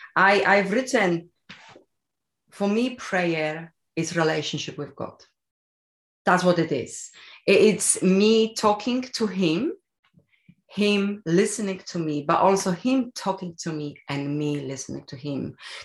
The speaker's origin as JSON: {"language": "English", "country": "Poland", "second_language": "English", "said": "I am from Poland, yes."}